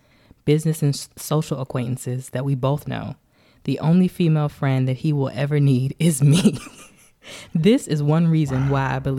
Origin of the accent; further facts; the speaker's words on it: Metairie, Louisiana, United States; I was born in Metairie, Louisiana.